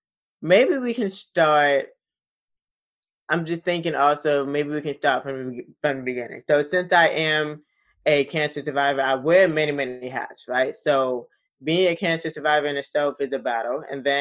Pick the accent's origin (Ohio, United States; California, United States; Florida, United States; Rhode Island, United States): Florida, United States; also born or lived in East Tennessee / DC area; So I was born in South Florida, and then my dad is from East Tennessee. So we were also kind of back and forth between East Tennessee as well.